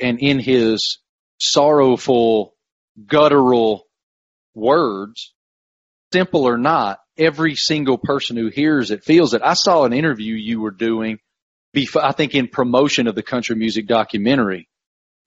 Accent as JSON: {"language": "English", "region": "Appalachia", "country": "United States", "tie": "born or raised there", "said": "growing up in Appalachia"}